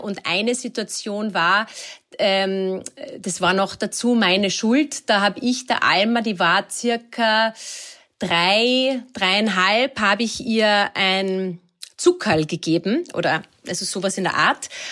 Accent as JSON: {"language": "German", "area": "Lake Wörthersee", "region": "Carinthia", "country": "Austria", "tie": "born or raised there", "said": "ich bin ja, ähm, in Kärnten am Wörthersee aufgewachsen"}